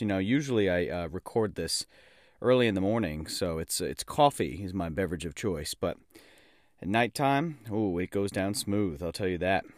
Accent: New York, United States; now in Australia; a New Yorker living down under

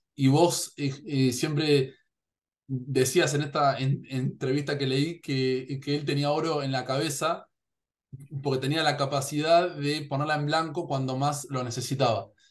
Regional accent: Argentina; Yo en Argentina

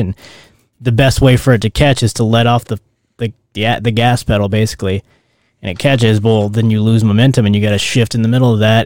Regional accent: Louisiana, United States; moved away; I grew up in Louisiana where it rained

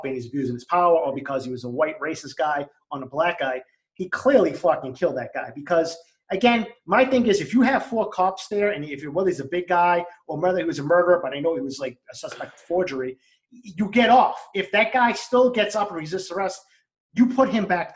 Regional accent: Boston, Massachusetts, United States; Growing up in East Boston, there were a lot of cops.

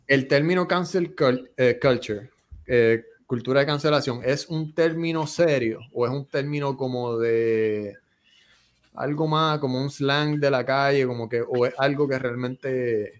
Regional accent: Bayamón, Puerto Rico; yo soy de Bayamón, mi familia es de Corozal

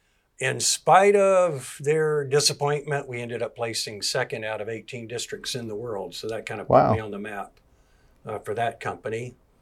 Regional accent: Atlanta, Georgia, United States; moved away as an adult; also born or lived in Decatur, Georgia / South Carolina / Florida; now in Peachtree City, United States; Born and raised in Metro Atlanta.

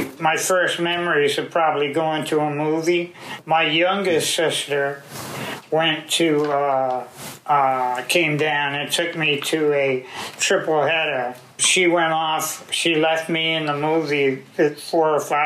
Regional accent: Fall River, Massachusetts, United States; born or raised there; also born or lived in Brooklyn, New York; now in DeLand, United States

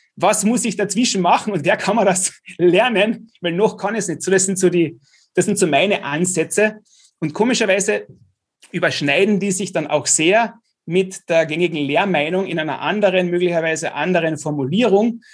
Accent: Klagenfurt, Carinthia, Austria; als Klagenfurter mit KAC, VSV

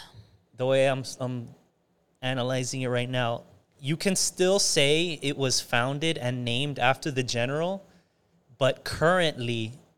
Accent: Florida, United States; I'm from Florida.

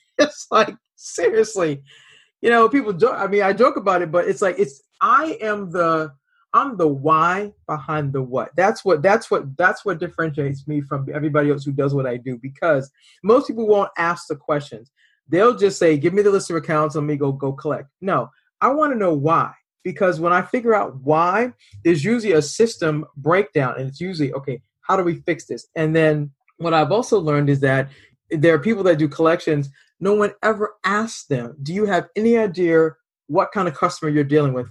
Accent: Boston, Massachusetts, United States; We're both from the Boston area

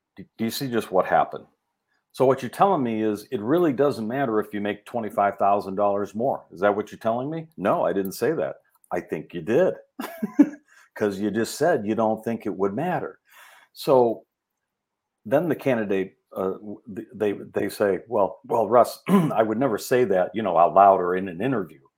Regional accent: Rolling Meadows, Illinois, United States; I grew up in Rolling Meadows

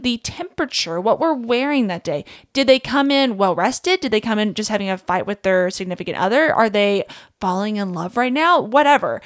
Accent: Kentucky, United States; I grew up in Kentucky, small town, absolutely love where I'm from

